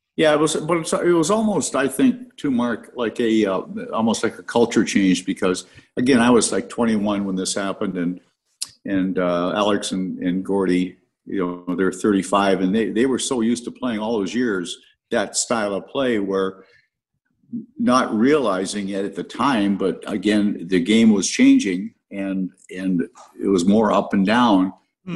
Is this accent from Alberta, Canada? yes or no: no; Stratford, Ontario, Canada; as a kid growing up in Stratford